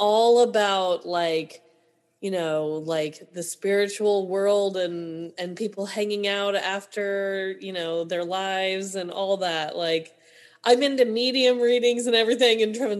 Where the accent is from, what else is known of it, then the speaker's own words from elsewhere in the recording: Missouri, United States; we're from Missouri. It gets pretty weird out here, too.